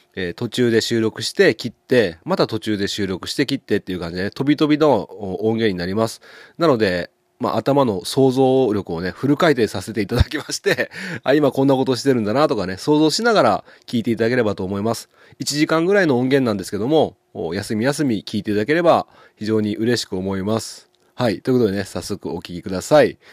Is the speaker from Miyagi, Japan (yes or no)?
no; Ushimado, Okayama, Japan; 僕の地元牛窓